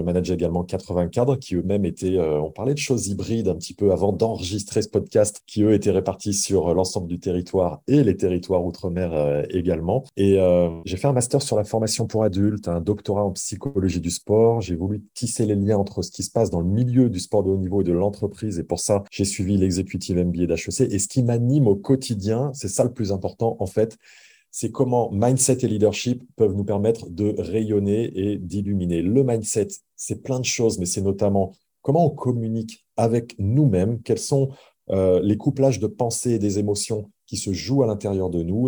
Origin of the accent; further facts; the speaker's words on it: France; je suis français.